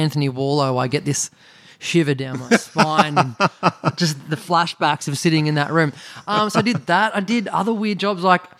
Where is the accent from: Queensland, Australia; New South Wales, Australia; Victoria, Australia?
Victoria, Australia; Greensborough; Yeah, you go on the Hurstbridge train line, ladies and gentlemen. Now it's the Diamond Creek train line. The Dymo's got a train station. It's about a 50-minute train ride.